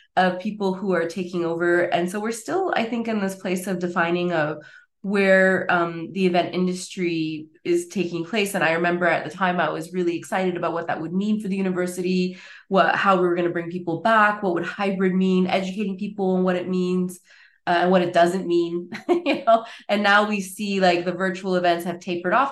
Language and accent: English; Montreal, Quebec, Canada; moved away as an adult; now in Basel, Switzerland; I was originally based from Montreal, Quebec.